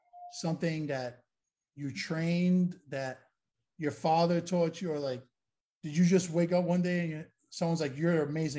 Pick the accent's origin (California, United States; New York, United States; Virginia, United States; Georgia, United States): New York, United States; New York City; also born or lived in Howard Beach, Queens; I'm from Williamsburg, Brooklyn